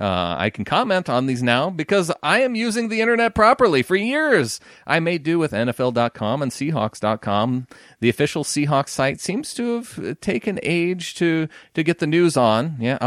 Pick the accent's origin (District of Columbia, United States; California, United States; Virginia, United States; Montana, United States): Montana, United States; You can go to the big city and be like, oh yeah, I'm from Montana.